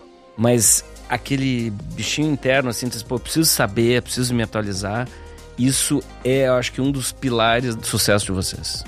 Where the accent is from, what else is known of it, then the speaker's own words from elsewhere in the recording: Rio Grande do Sul, Brazil; eu sou gaúcho